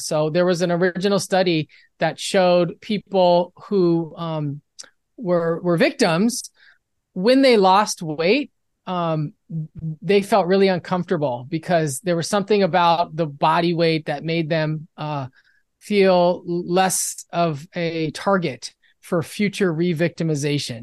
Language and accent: English; Los Angeles, California, United States; I'm from Los Angeles